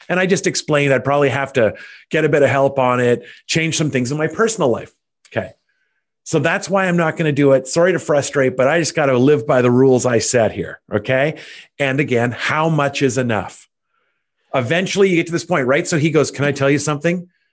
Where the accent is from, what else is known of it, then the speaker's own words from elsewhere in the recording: Canada; also born or lived in Ottawa, Ontario; as a Canadian, I have outrageous status with Air Canada